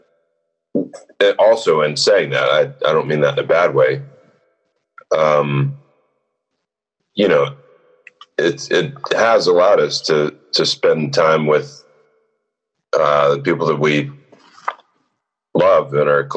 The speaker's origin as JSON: {"language": "English", "town": "San Angelo", "region": "Texas", "country": "United States", "tie": "born or raised there", "said": "I grew up in San Angelo, Texas"}